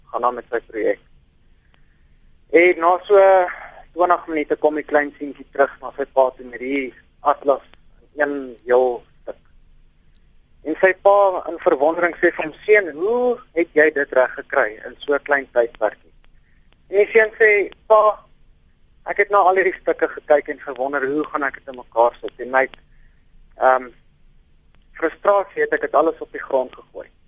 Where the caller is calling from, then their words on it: Pretoria, Gauteng, South Africa; Ek is uh, eh, 29 jaar oud … van Pretoria.